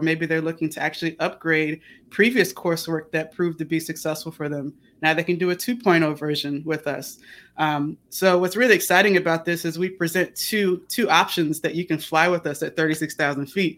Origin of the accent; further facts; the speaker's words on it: Chesapeake, Virginia, United States; moved away; I'm from Chesapeake, Virginia